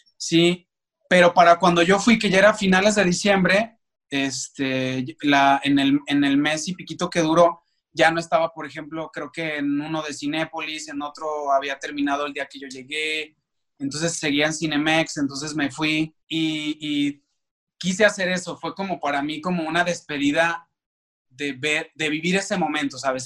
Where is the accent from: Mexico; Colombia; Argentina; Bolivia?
Mexico; Aguascalientes; moved away as an adult; now in Mexico City, Mexico; yo soy de la ciudad de Aguascalientes y pues allá estudié